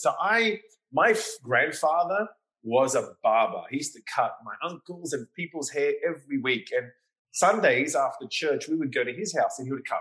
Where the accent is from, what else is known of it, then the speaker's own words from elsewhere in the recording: Sydney, New South Wales, Australia; moved away as an adult; also born or lived in London / New York; now in Miami, United States; I was born and raised in Sydney, Australia